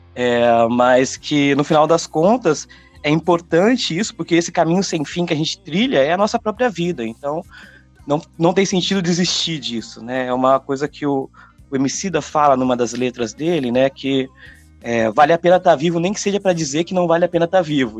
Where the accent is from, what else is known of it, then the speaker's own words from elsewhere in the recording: hometown in São Paulo state, Brazil; moved away as an adult; also born or lived in São Carlos / Brasília; eu tive vários projetos aqui na minha cidade natal, tal. Depois eu fui para São Carlos, uma cidade aqui também, em São Paulo